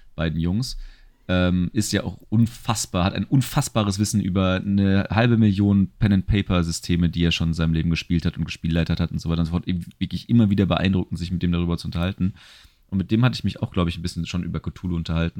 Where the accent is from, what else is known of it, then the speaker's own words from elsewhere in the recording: Germany; als Deutscher